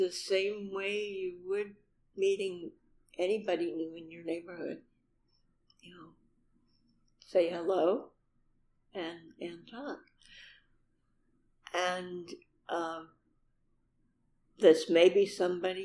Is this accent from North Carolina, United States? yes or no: no; Seattle, Washington, United States; I'm from Seattle